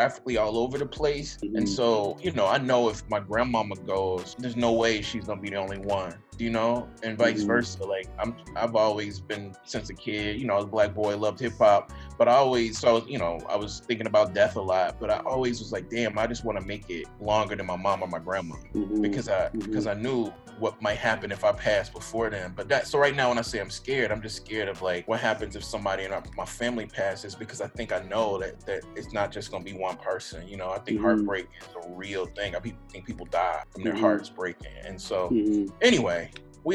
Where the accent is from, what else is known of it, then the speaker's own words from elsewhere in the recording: Jackson, Mississippi, United States; I grew up in Jackson, right? Jackson, Mississippi